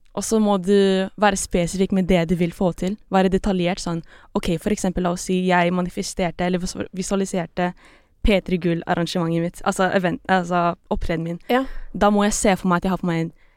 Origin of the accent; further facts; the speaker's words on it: Norway; Norwegian is a second language; also born or lived in Philippines; jeg ble født her i Norge, og så jeg flytta tilbake til Filippinene, jeg var sånn rundt tre-fire år, og så flyttet vi igjen tilbake til Norge, det var åtte